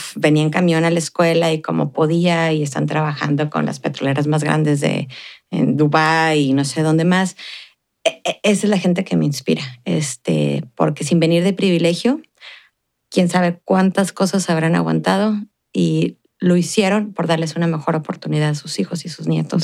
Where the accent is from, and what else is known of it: Ciudad Juárez, Chihuahua, Mexico; born or raised there; moved away as an adult; now in El Paso, United States